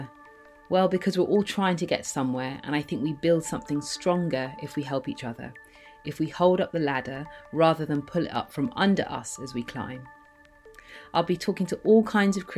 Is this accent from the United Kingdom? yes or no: yes; London, United Kingdom; As a child growing up in London